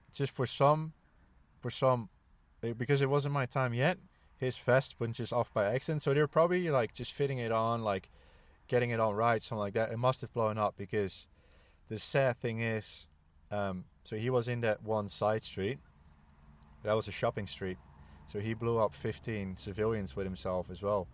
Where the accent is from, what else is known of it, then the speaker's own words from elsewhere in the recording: Netherlands; born and raised in the Netherlands